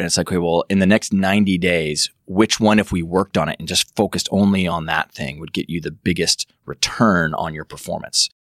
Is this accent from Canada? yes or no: yes; Medicine Hat, Alberta, Canada; I'm from Western Canada, grew up on a big farm and ranch outside of Medicine Hat, Alberta, in middle of nowhere